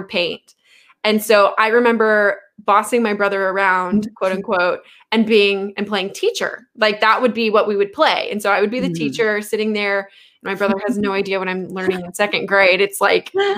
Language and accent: English; the South, United States; growing up in the South